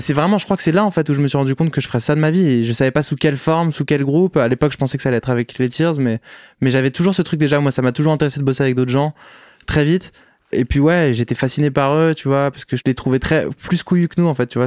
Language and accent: French; Paris, Île-de-France, France; Je suis né à Paris, pas très original, en 1997